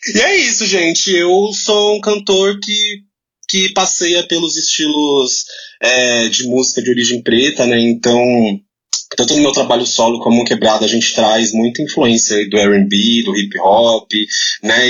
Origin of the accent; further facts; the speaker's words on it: São Paulo, Brazil; eu sou da Zona Oeste de São Paulo